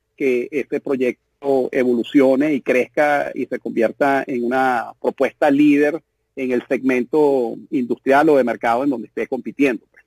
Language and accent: Spanish; Venezuela; nosotros como emprendedores venezolanos tenemos un hándicap muy grande, que es que venimos de un país que está eh, hecho pedazos